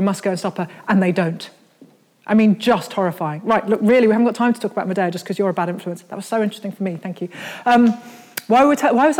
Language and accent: English; Birmingham, West Midlands, United Kingdom; I grew up in Birmingham, which is as far from the sea as you can possibly get and still be, in Britain.